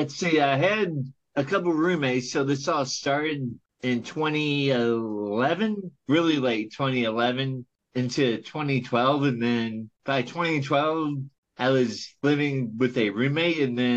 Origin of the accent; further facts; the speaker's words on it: Louisville, Kentucky, United States; Born and bred.